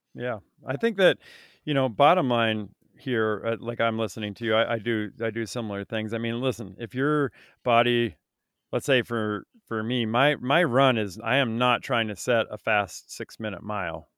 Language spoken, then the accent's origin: English; Vermont, United States; I grew up in Vermont